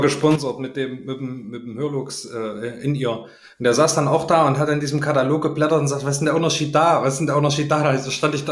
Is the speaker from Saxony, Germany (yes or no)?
yes; Saxony, Germany; meine Heimat ist ja Sachsen